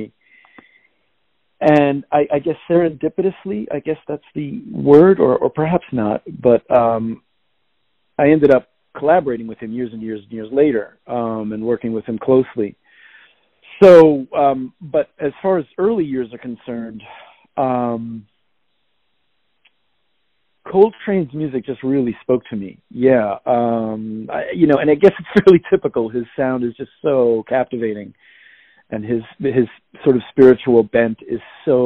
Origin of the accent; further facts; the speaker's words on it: Cambridge, Massachusetts, United States; also born or lived in New York City; now in Brooklyn, United States; I was born in New York City, raised in the Boston, Cambridge area